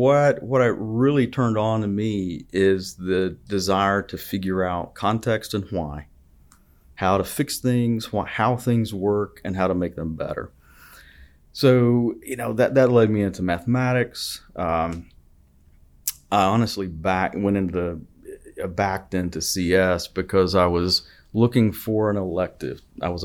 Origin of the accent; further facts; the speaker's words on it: Lineville, Alabama, United States; So I grew up about an hour and a half north of here in Clay County.